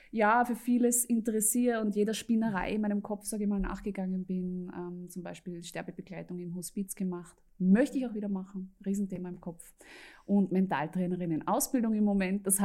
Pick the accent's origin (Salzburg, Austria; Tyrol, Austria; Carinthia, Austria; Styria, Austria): Tyrol, Austria; Lienz; bin eine halbe Tirolerin, aus Tirolerin aus Lienz, um es ganz, ganz genau zu nehmen.